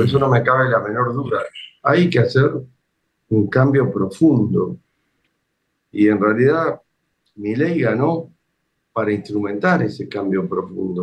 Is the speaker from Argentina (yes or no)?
yes; Argentina; el soldado se dio cuenta de nuestro acento y en castellano nos preguntó de dónde éramos